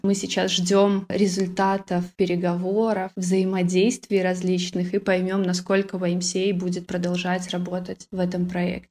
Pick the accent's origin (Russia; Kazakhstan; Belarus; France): Belarus; Vitebsk, Vitebsk Region; наше расположение Витебска, да мы граничим с Россией